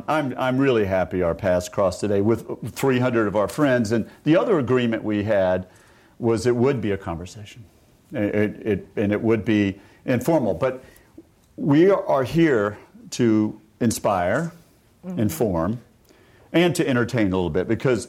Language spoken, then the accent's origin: English; Atlanta, Georgia, United States; born there; I was born in Atlanta.